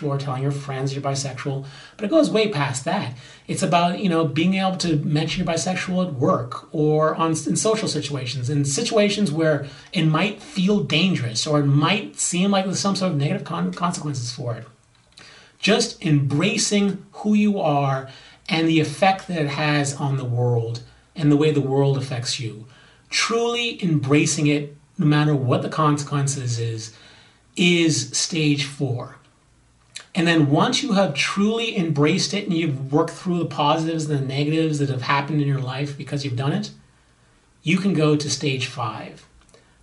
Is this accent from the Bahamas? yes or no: yes; Bahamas; now in Los Angeles, United States; I'm from the Bahamas